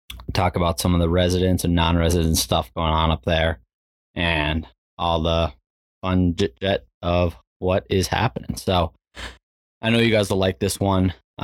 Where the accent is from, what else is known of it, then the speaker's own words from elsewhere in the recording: Minnesota, United States; growing up in Minnesota